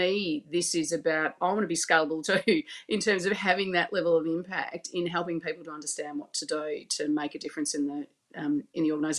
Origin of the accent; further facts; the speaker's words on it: Australia; so I obviously my accent shows that I'm from Australia. I live in Melbourne